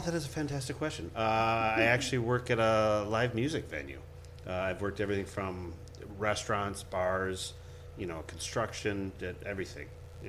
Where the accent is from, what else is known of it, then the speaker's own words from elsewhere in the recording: Minnesota, United States; growing up in Minnesota